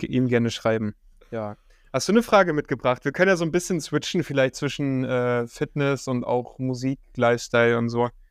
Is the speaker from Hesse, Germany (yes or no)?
no; Bavaria, Germany; also born or lived in East Germany; now in Berlin, Germany; ich bin zwar in Bayern aufgewachsen, aber meine ganze Family und, und, und ich bin auch da geboren, ein alter Ossi.